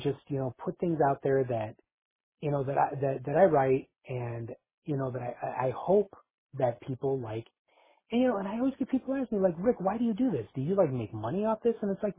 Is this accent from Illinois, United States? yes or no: yes; Chicago, Illinois, United States; my hometown of Chicago, Illinois.